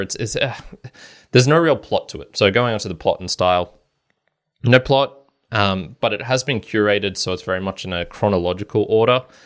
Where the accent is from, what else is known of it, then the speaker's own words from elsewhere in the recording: Australia; speaking as an Australian here in a relative democracy